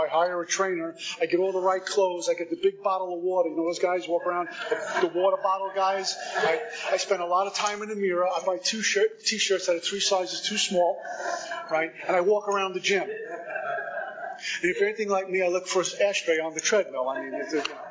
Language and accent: English; Northeast, United States; moved away as an adult; also born or lived in Texas; now in Florida, United States; I'm from the Northeast